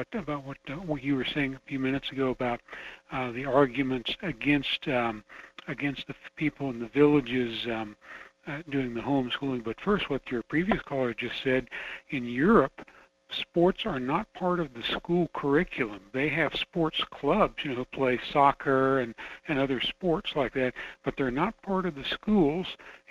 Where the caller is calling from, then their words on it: Fairbanks, Alaska, United States; calling from Fairbanks on KFAR.